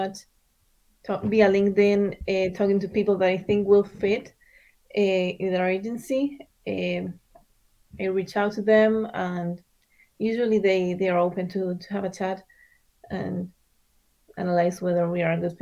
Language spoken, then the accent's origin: English; Argentina; moved away as an adult; also born or lived in Miami, United States; now in United States; I was raised in Argentina.